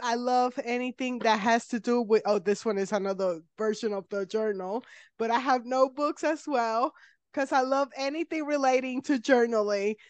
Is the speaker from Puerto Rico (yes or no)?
yes; Puerto Rico; I'm from Puerto Rico